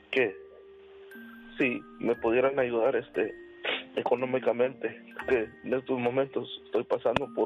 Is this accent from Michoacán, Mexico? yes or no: yes; Michoacán, Mexico; now in Salinas, United States; Yo soy de Michoacán